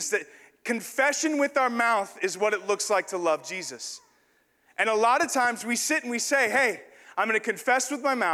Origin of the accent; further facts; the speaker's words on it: the South, United States; born there; I was born in the South. And, you know, just kind of the South is kind of a Christian place.